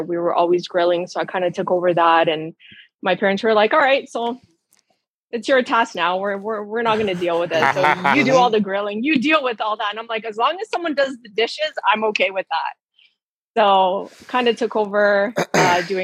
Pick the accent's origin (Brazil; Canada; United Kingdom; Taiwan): Canada; Ontario; I'm from Ontario, Canada